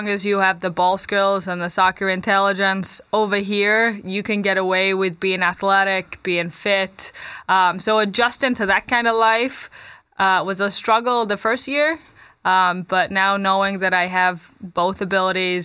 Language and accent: English; Manchester, North West England, United Kingdom; moved away as an adult; now in Grand Rapids, United States; I was born and raised in Manchester, England